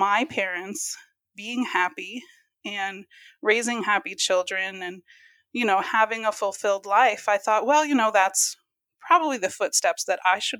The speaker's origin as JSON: {"language": "English", "region": "New York", "country": "United States", "tie": "born or raised there", "also_born_or_lived": "Louisiana", "said": "When we moved from Louisiana to New York, when I was about in third grade, we kind of, progressed to a more liberal church than the Church of Christ."}